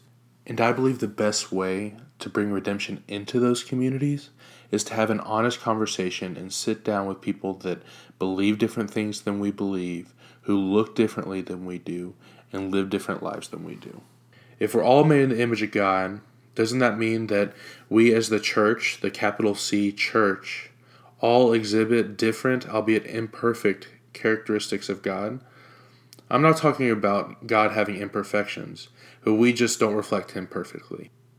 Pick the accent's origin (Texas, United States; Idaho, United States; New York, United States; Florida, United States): Florida, United States; Jacksonville; also born or lived in Norfolk, Virginia; I was born in Norfolk, Virginia on August 27th, 1994. When I was born, it was just my mom, my dad, and myself. A few months after I was born, we moved to Jacksonville, Florida, where my dad got relocated